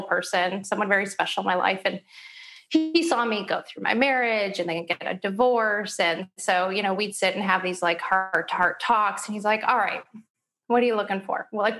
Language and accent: English; Kalamazoo, Michigan, United States; moved away as an adult; now in Chicago, United States; I'm from Michigan originally. I grew up in Kalamazoo, Michigan.